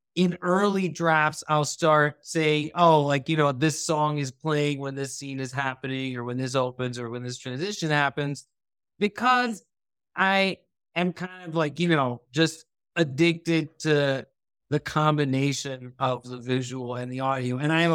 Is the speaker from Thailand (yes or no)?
yes; Thailand; born or raised there; also born or lived in United States